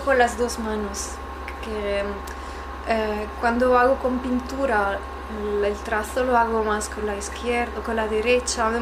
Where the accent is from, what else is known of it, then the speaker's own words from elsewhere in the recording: Italy; Spanish is a second language; moved away; yo soy italiana